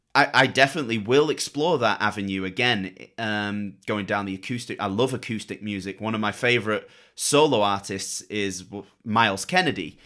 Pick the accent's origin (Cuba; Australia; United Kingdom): United Kingdom; Manchester, North West England; 'cause we're both from Manchester as well.